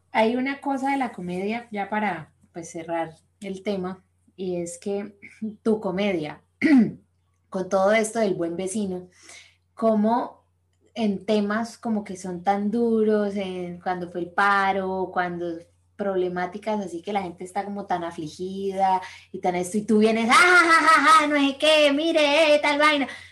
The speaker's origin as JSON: {"language": "Spanish", "country": "Colombia", "moved": "yes", "said": "somos colombianos y tenemos amigos allá"}